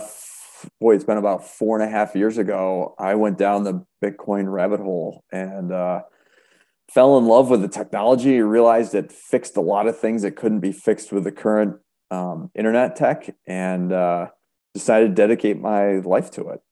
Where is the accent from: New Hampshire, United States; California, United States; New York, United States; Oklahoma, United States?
New York, United States; Rochester; also born or lived in Buffalo, New York / Erie, Pennsylvania; I was born and raised in Rochester